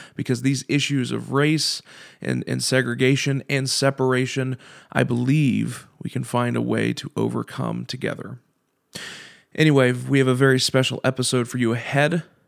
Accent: Kentucky, United States; I'm from Kentucky

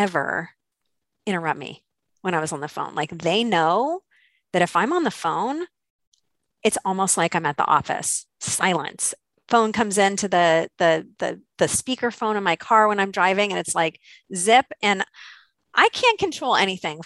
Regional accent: Santa Cruz, California, United States; I was working in a small office in my hometown in Santa Cruz, California.

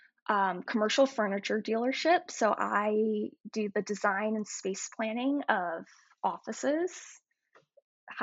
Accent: North Carolina, United States; I grew up in North Carolina

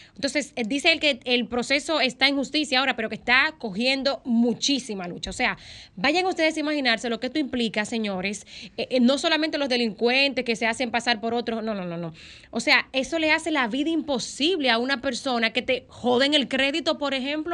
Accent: Dominican Republic; República Dominicana, nosotros eh, nos vendemos y, es lo que somos realmente, un país

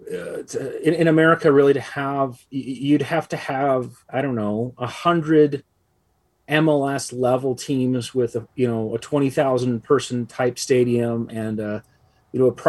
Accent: United States; as an American

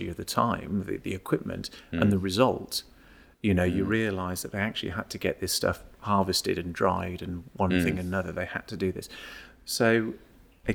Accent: United Kingdom; also born or lived in Malvern; I was born and brought up on the sort of Worcestershire-Gloucestershire border

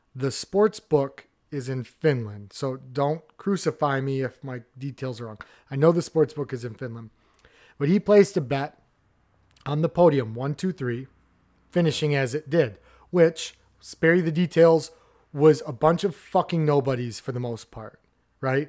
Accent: Midwest, United States; as a Midwesterner

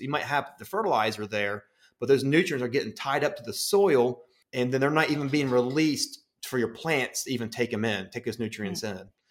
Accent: West Virginia, United States; I'm originally from West Virginia

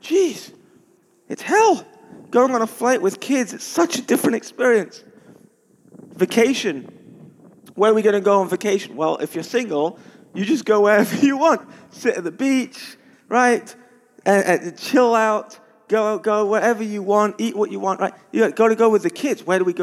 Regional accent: London, United Kingdom; I'm from London

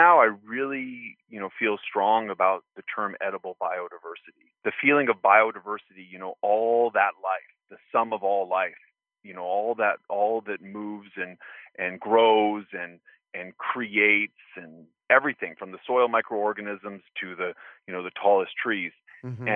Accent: Santa Fe, New Mexico, United States; where I grew up in Santa Fe, New Mexico, we had permaculture property, a homestead

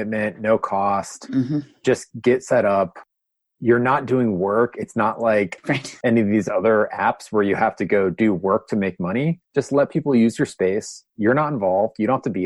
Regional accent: Columbus, Ohio, United States; I'm actually from Ohio

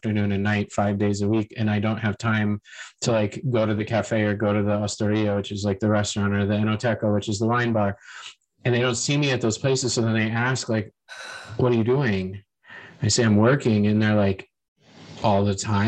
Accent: United States; moved away; being an American

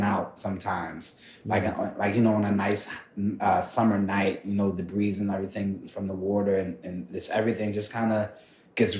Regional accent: Philadelphia, Pennsylvania, United States; where we grew up at in North Philly

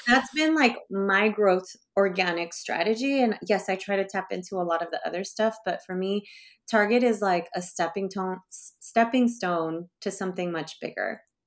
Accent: Bay Area, California, United States; I grew up in the Bay Area

